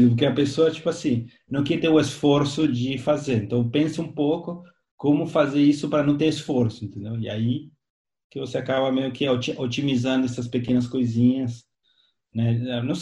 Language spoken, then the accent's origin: Portuguese; Argentina; also born or lived in Brazil; now in Vancouver, Canada; eu, eu sou argentino